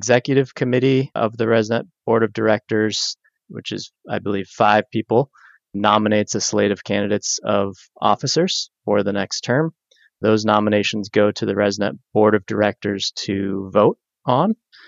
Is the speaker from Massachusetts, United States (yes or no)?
yes; Boston, Massachusetts, United States; I'm from Boston, speaking from Boston right now, South Boston.